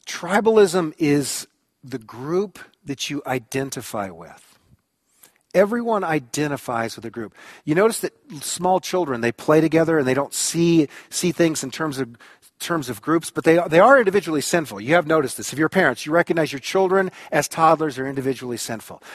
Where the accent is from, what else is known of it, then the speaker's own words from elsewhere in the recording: United States; I am an American.